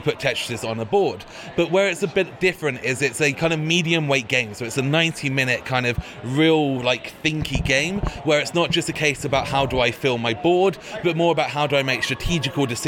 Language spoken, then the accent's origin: English; Bristol, South West England, United Kingdom; I'm from Bristol, which is in the southwest of England